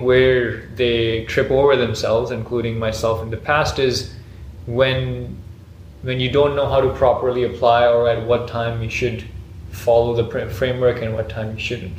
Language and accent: English; Pakistan; in Pakistan, which is like you know my hometown